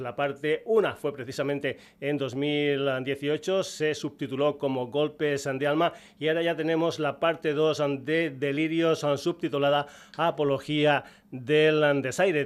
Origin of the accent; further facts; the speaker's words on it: Extremadura, Spain; dos músicos de mi tierra, dos paisanos extremeños